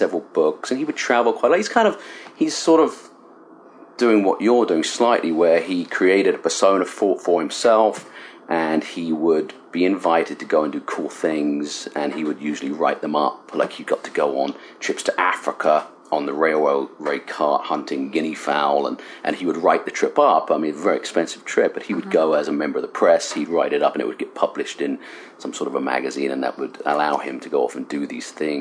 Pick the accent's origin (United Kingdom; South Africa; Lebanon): United Kingdom; Cambridge, East of England; moved away as an adult; now in Michigan, United States; I was born and raised in Cambridge, England, and I was born in a small village about 6 miles outside of Cambridge in East Anglia